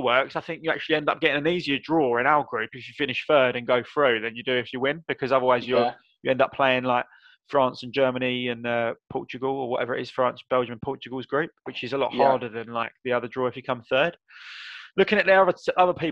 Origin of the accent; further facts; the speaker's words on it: England, United Kingdom; as a proud Englishman